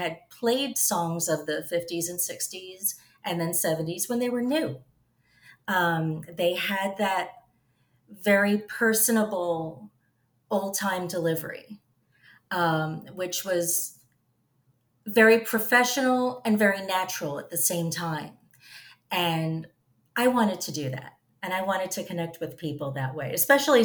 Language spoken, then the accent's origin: English; New York City, New York, United States; I grew up in Staten Island